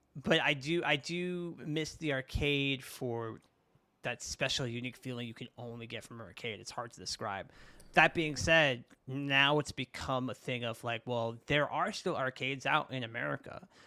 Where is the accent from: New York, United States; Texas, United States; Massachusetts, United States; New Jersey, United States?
New York, United States; New York City; I grew up in Brooklyn